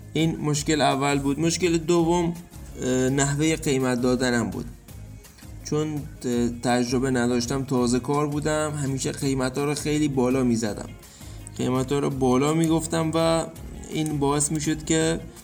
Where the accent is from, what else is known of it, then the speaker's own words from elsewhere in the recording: Dezful, Khuzestan, Iran; اهل خوزستان دسپور